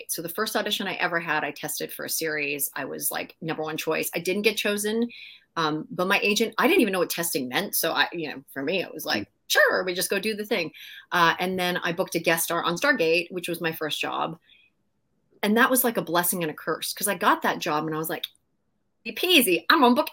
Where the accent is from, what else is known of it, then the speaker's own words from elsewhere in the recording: Maple Ridge, British Columbia, Canada; Yeah, in a tiny little town called Maple Ridge. Uh, we have some really cool people that came out of Maple Ridge.